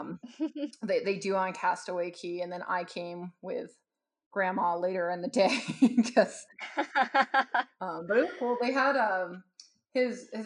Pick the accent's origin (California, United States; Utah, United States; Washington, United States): California, United States; I'm from California